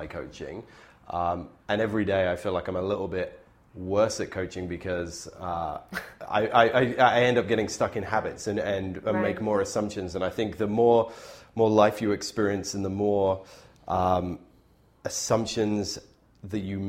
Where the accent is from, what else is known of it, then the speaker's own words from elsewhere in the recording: Bristol, South West England, United Kingdom; now in Canada; my hometown in Bristol